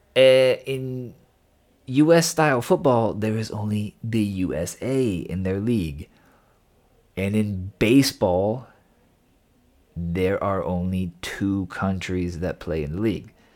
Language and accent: English; United States; moved away; I am from the States